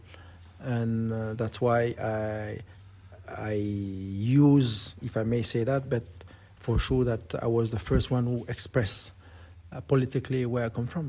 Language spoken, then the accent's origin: English; New Caledonia; moved away; I'm from New Caledonia. Well educated from New Caledonia and my roots, and I, yes, all of me belong to New Caledonia